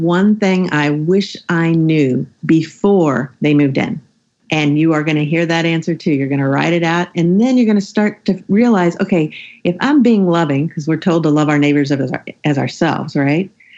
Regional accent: the South, United States; I grew up in the South and I'm a Southern Christian woman

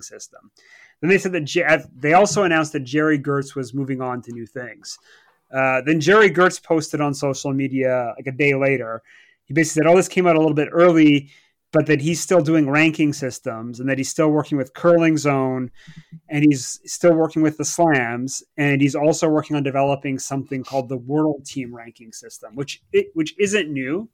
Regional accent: Canada; now in Southampton, United Kingdom; as a Canadian

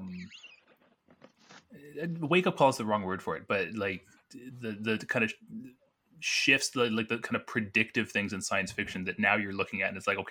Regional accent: Burlington, Ontario, Canada; moved away; I'm actually from Burlington. And So my family is down there

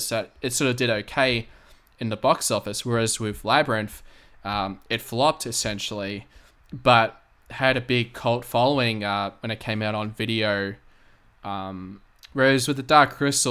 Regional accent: Australia; I'm from Australia

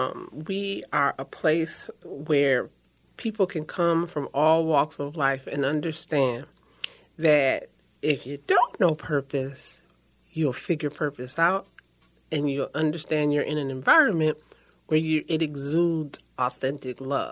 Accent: Minneapolis, Minnesota, United States; also born or lived in St. Paul, Minnesota; I am first generation born in St. Paul, Minnesota. I was raised in North Minneapolis. I'm still a homeowner in North Minneapolis.

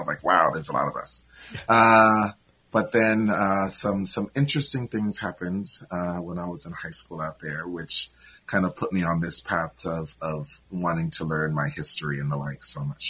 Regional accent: Anaheim, California, United States; moved away as an adult; also born or lived in Ventura, California; now in Minnesota, United States; I grew up in Anaheim, California, about a mile away from Disneyland.

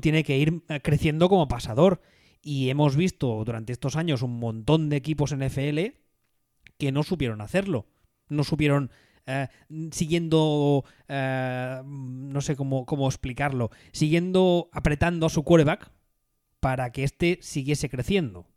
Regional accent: Catalonia, Spain; como catalán

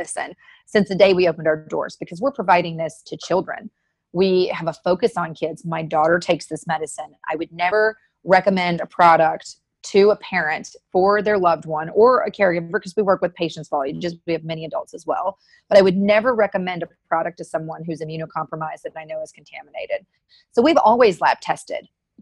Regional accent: Tennessee, United States; now in California, United States; the Nashville Film Festival, which is my home state, I went back

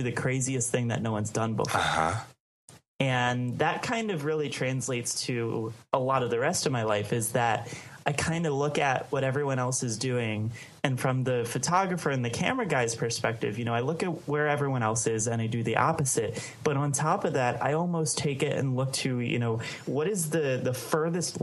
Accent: Baltimore, Maryland, United States; I grew up in Baltimore, Maryland

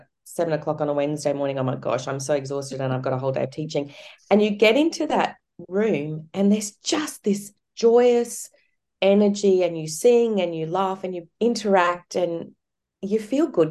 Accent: Cairns, Queensland, Australia; I grew up in Cairns

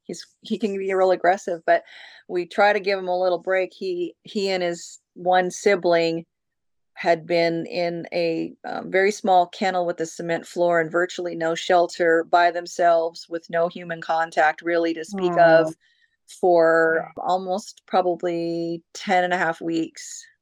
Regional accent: Oak Harbor, Washington, United States; But mostly I have been in Washington, and I was raised in Oak Harbor, Washington, on Whidbey Island. That's where I graduated high school.

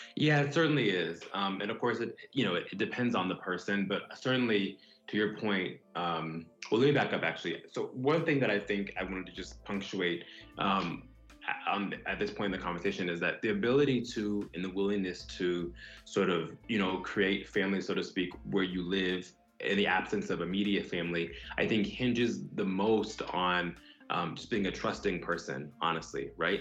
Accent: Broward County, South Florida, United States; moved away as an adult; also born or lived in San Antonio, Texas / Dallas, Texas; now in New York, United States; I grew up in South Florida, Broward County to be exact, and I live in New York now

